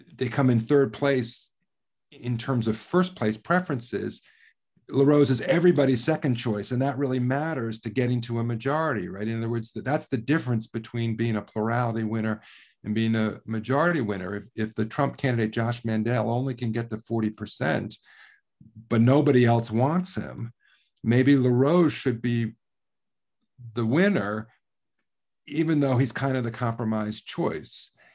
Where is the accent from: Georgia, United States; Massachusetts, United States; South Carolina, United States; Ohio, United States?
Ohio, United States; my home state of Ohio